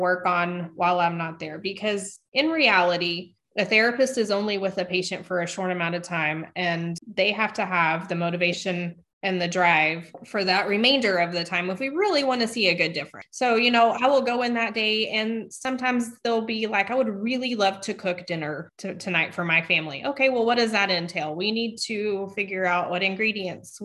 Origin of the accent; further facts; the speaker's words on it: West Texas, United States; I grew up in the West Texas area.